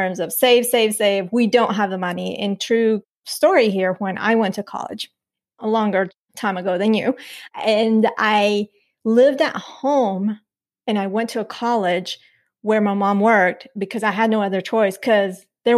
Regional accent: Nampa, Idaho, United States; also born or lived in Colombia; We moved to the U.S. It was to Idaho, like Nampa, Idaho

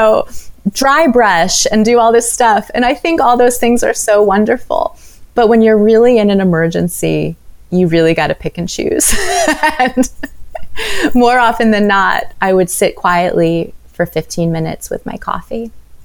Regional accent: New York City, New York, United States; Manhattan, my hometown, where I grew up

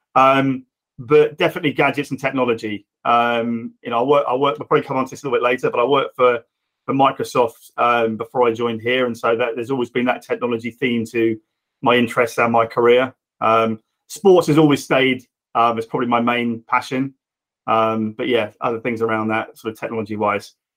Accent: Reading, South East England, United Kingdom; I'm Reading born and bred and still here

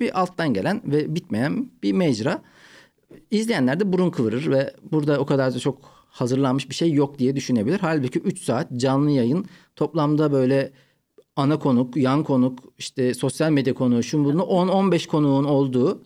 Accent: Ankara, Turkey; moved away as an adult; also born or lived in Malatya; now in Istanbul, Turkey; Ben Malatya'dan Ankara'ya taşındık. Üçüncü sınıfta. Dört ve beşi Ankara'da okudum. Yani ilk üç yılı Malatya'da okudum

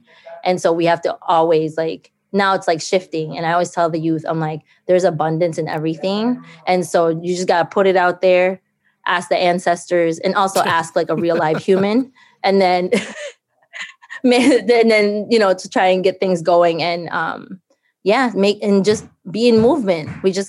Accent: Philippines; now in St. Paul, United States; I think like growing up in the Philippines, there was that scarcity piece, but you know, moving and immigrating here, Dakota lands of, especially here in Mnisiska and east side of St. Paul

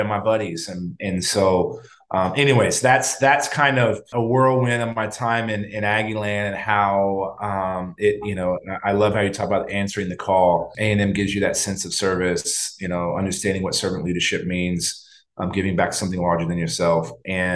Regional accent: San Antonio, Texas, United States; I grew up in San Antonio, born and raised

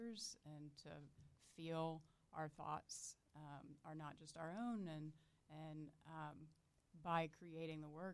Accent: Deep South, United States; now in Orlando, United States; all of my history growing up in the Deep South, learning that I was raised in a white flight school

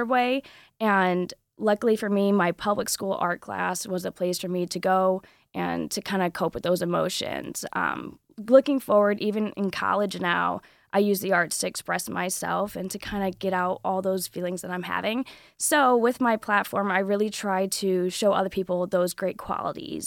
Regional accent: Southwest Michigan, United States; I'm from Southwest Michigan

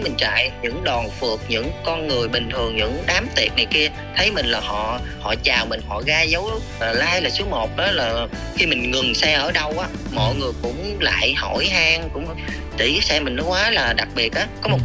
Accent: Southern Vietnam, Vietnam; accent: southern; mình nói giọng miền nam

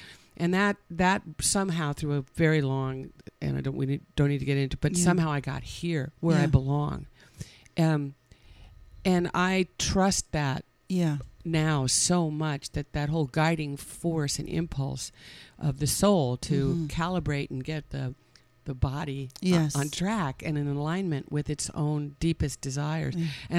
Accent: California, United States; On the peninsula, yeah. I was born in San Francisco.

